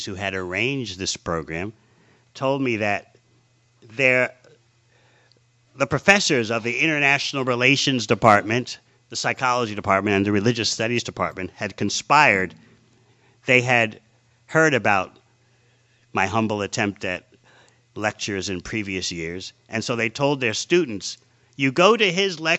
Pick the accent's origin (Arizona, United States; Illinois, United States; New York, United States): New York, United States; New York City; as a little boy growing up in New York City in the 50s